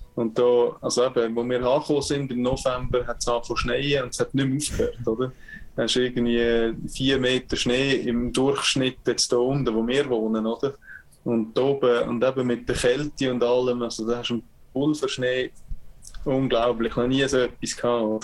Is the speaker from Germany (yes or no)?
no; Switzerland; also born or lived in Calgary, Canada; now in Canada; ich spiele in der Schweiz und ich bin Schweizer